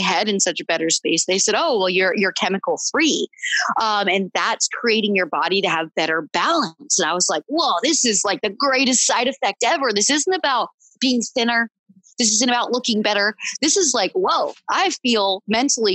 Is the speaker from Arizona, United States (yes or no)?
no; Pennsylvania, United States; moved away; growing up in Pennsylvania, you know, we took in a deer every year